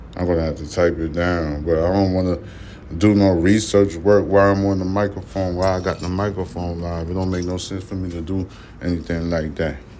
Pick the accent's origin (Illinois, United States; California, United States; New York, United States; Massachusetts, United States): New York, United States; New York City; I'm from Brooklyn. I was born in Brooklyn.